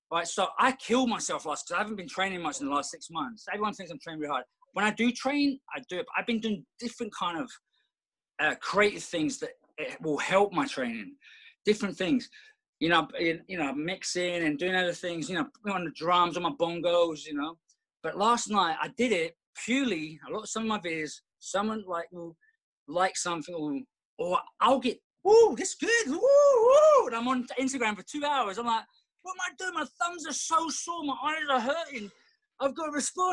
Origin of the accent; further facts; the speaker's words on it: London, United Kingdom; moved away; growing up in London, we did everything.